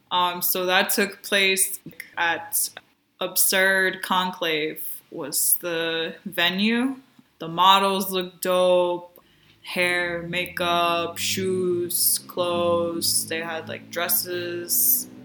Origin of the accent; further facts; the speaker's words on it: New York City, New York, United States; I'm actually from the Bronx